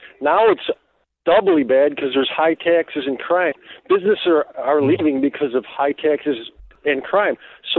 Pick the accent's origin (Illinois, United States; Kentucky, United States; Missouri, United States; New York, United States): Illinois, United States; Chicago; growing up around Chicago my whole life